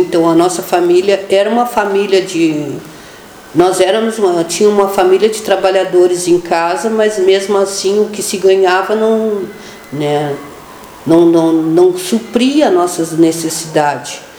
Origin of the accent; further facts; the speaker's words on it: Pelotas, Rio Grande do Sul, Brazil; Eu nasci, eu, eu sou natural de Pelotas, né? Então eu nasci no dia 13 do, de setembro de 1967, tenho 53 anos. Nasci na Beneficência Portuguesa. Eu sou do bairro ali da Baus, né? nasci ali